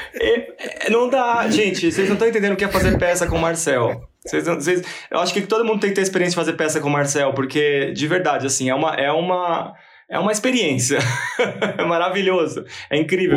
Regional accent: São Paulo, Brazil; Sou daqui de São Paulo.

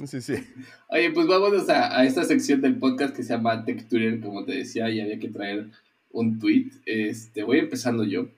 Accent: Mexico City, Mexico; now in Querétaro, Mexico; yo soy de la Ciudad de México nacido y, me considero chilango

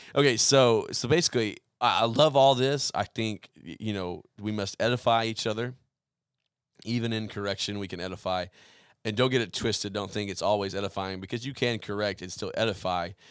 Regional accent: Oklahoma, United States; moved away; also born or lived in Central Arkansas; where I grew up in Oklahoma

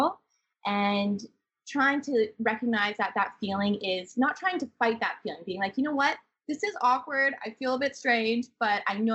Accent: Swift Current, Saskatchewan, Canada; moved away as an adult; also born or lived in Guangzhou, China; I moved from Swift Current, Saskatchewan of 16,000 people where I grew up to Guangzhou

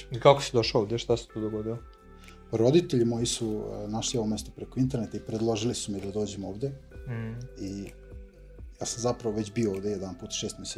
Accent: Zrenjanin, Vojvodina, Serbia; imam 30 godina, iz Renjanina sam

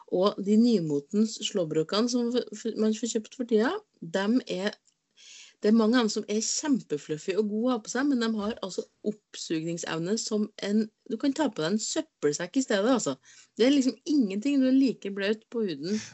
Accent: Inderøy, Trøndelag, Norway; moved away; jeg har ikke vært hjemme på Inderøya på lenge

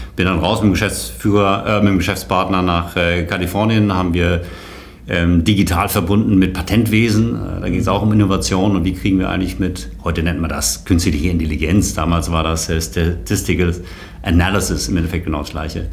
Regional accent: Kronberg, Hesse, Germany; moved away as an adult; also born or lived in Darmstadt / Berlin / South Africa / London; aufgewachsen bin ich in Kronberg bei, äh, bei Frankfurt

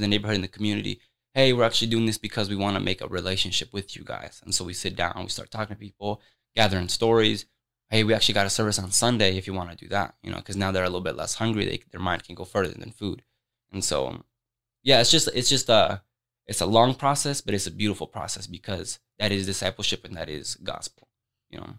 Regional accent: Des Moines, Iowa, United States; I'm born and raised in Des Moines.

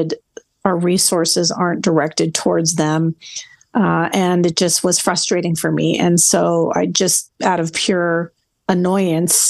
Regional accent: Los Angeles, California, United States; I was born in Los Angeles, California. No, I am from Los Angeles.

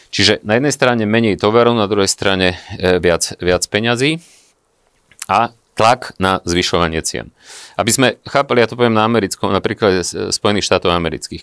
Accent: Vranov nad Topľou, Prešov Region, Slovakia; Ja som z malého mesta, ja som, ja som z Vranova. Dnes mi tam žije rodina

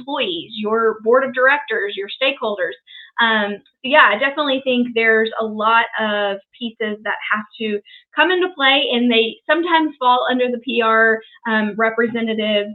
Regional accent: Shelbyville, Kentucky, United States; I was born and raised in Shelbyville, Kentucky

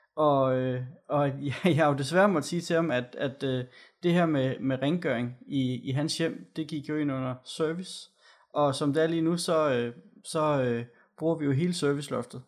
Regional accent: Gørlev, Zealand, Denmark; hvor jeg kommer fra ude ved Gørle

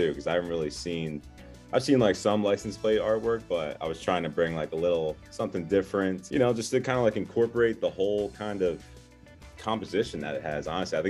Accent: Philadelphia, Pennsylvania, United States; Yeah, so I'm from Philadelphia, do a lot of painting and drawing on all kinds of mediums

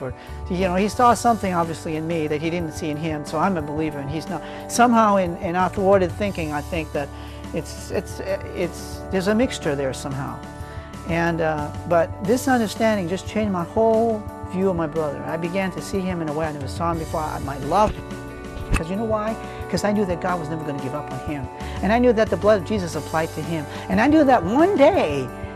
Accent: New Hampshire, United States; now in Texas, United States; We're from New Hampshire.

